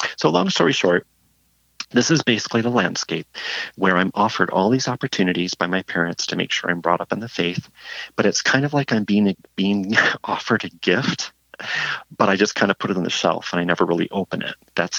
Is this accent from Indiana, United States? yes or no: no; Flint, Michigan, United States; Flint, Michigan? Oh, Flint, Michigan. True story. Born and raised. We used to say that I turned out like this because of the water, but we don't say that anymore. So, yeah. So I was growing up in Flint as one of six children in a quite religious family